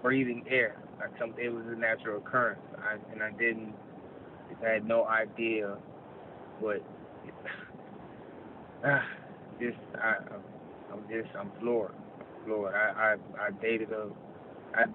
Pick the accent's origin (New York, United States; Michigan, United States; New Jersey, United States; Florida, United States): New York, United States; New York City; I'm also from New York City. And just even growing up in high school in Queens